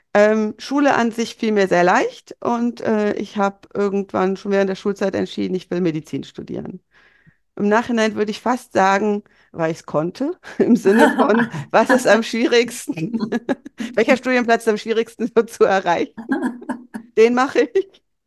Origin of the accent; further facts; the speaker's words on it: Bonn, North Rhine-Westphalia, Germany; ich bin in, in Bonn geboren und aufgewachsen